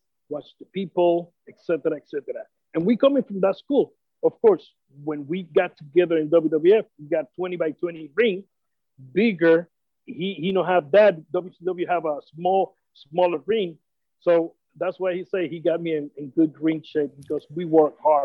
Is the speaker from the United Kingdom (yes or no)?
no; Puerto Rico; as a Puerto Rican